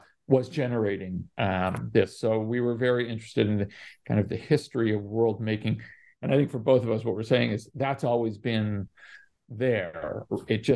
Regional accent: Canada; moved away; also born or lived in Latin America; I didn't grow up in India, but I grew up in Canada, and then spent a lot of time in Latin America in my youth

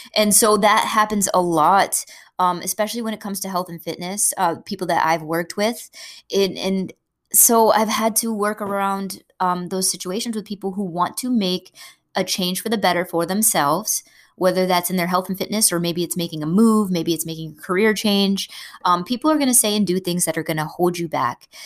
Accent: New England, United States; I'm from New England, we eat a lot of crabs up here

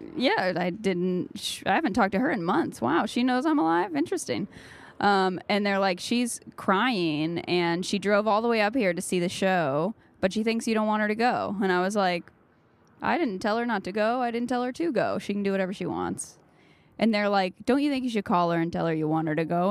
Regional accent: South Carolina, United States; moved away; I grew up in South Carolina

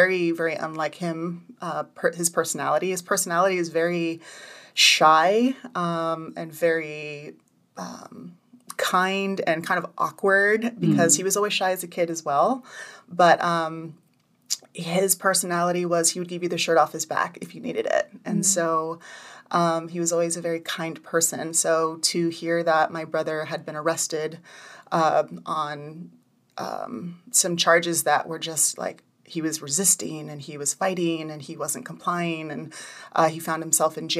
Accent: Redding, California, United States; also born or lived in Hawaii; My family moved here from Hawaii when I was 8 years old. So that was 27 years ago. Mm-hmm. And I have two brothers and two sisters, and we grew up in Redding.

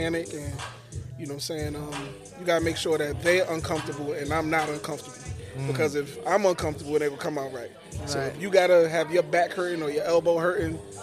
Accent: New York City, New York, United States; now in Jacksonville, United States; Nah, I'm from Brooklyn. I'm from New York.

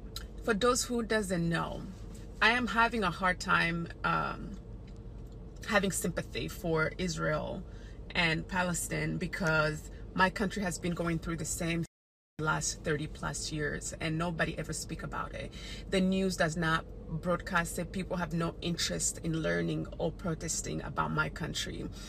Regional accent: DR Congo; So for those who doesn't know me, I was born and raised in Congo and I have experienced most of the violence that is happening in Congo.

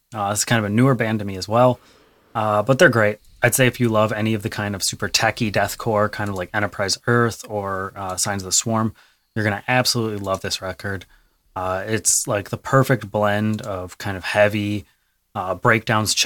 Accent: Michigan, United States; I'm from Michigan.

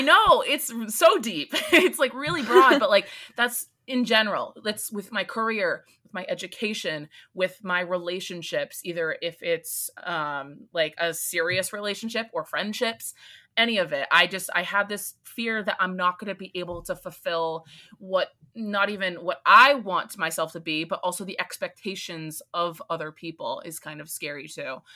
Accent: East Coast, United States; I'm from the East Coast

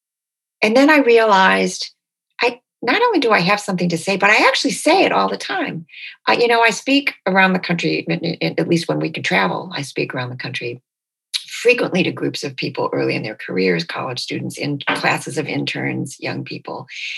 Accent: Detroit, Michigan, United States; born there; Like, it never occurred to me that I was born in Detroit.

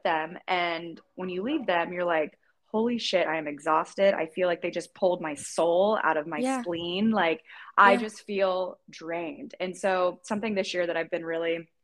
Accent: Indiana, United States; moved away as an adult; also born or lived in Arizona; now in Los Angeles, United States; when I moved from Indiana to Arizona, whenever I went to college at ASU, all my friends and family back home

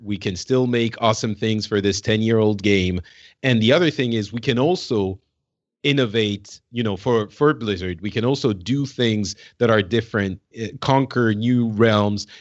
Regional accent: France; now in Paris, France; I'm from France

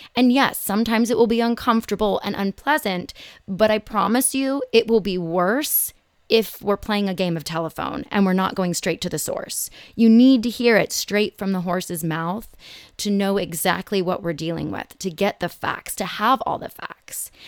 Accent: Los Angeles, California, United States; also born or lived in Phoenix, Arizona; growing up in Los Angeles

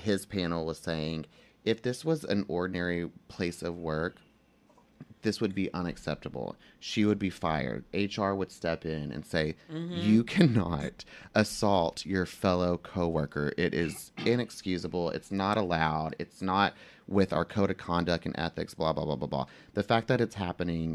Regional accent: Texas, United States; even in Texas, especially where we're from, Darrell

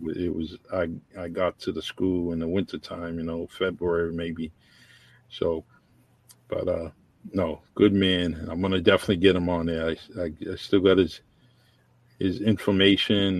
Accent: New Bedford, Massachusetts, United States; also born or lived in Florida; I met at New Bedford High School when I came back from Florida

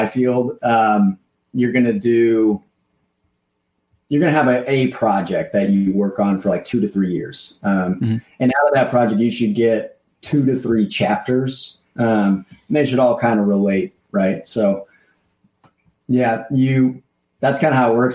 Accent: Santa Claus, Indiana, United States; I'm originally from Southern Indiana

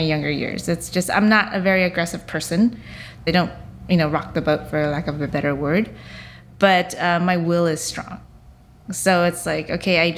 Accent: United States; the rice that I grew up eating in the States

